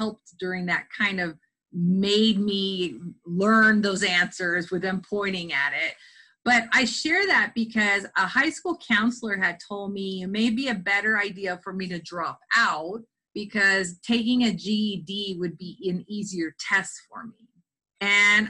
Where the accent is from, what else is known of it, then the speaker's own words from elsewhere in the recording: South Texas, United States; I come from South Texas, and both of my parents did seasonal migrant work with their families